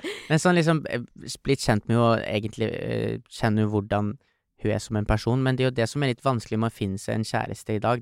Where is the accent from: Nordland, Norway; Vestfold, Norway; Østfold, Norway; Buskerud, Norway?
Nordland, Norway; Trofors; der vi kommer fra. Mm. Trofors. En fantastisk liten bygd som er ca. 800 folk som bor.